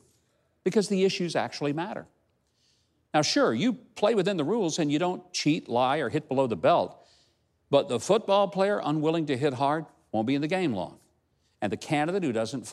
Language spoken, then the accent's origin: English; Hope, Arkansas, United States; my hometown of Hope, Arkansas